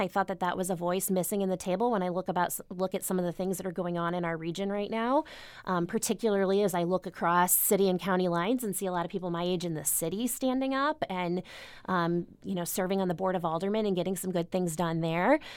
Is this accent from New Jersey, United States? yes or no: no; Webster Groves, Missouri, United States; also born or lived in Maplewood, Missouri; I am from Webster Groves, Missouri, born and raised, but currently live in Maplewood with my husband and two-year-old.